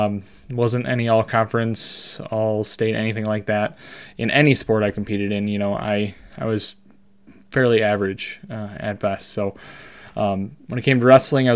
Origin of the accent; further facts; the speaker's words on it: Monroe, Wisconsin, United States; I was born and raised in Monroe, Wisconsin